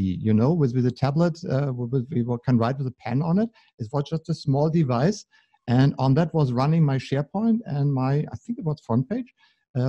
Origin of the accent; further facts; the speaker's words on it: Berlin, Germany; I'm from Berlin.